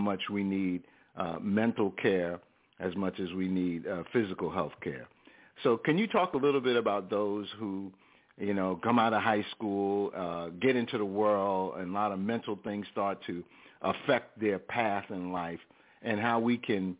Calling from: Snellville, Georgia, United States; I'm calling from Snellville, Georgia.

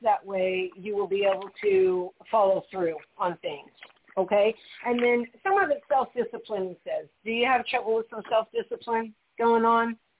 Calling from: Wisconsin, United States; I am calling from Wisconsin

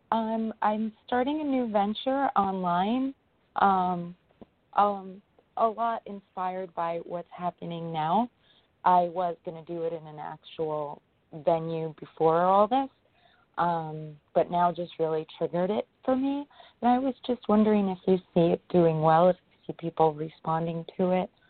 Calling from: New York, United States; I am from New York.

